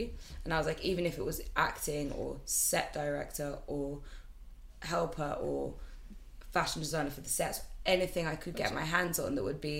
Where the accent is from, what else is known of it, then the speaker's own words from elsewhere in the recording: Aberdeen, Scotland, United Kingdom; my family, I'm from Scotland, so I'm from Aberdeen. I think I'm a true Scot. Like, I think I have the mannerisms of a Scottish person.